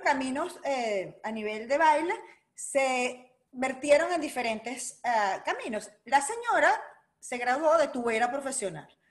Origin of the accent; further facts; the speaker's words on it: Tía Juana, Zulia, Venezuela; also born or lived in Caracas, Venezuela; now in Orlando, United States; yo me crié en el estado Zulia, aunque nací en Caracas